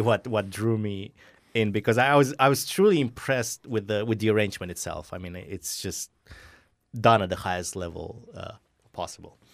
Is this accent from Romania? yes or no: yes; Romania; moved away; I grew up in Romania